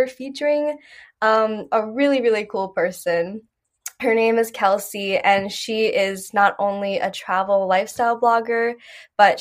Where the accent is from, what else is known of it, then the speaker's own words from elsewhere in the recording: Chicago, Illinois, United States; we're both American, but we're both Chicago natives.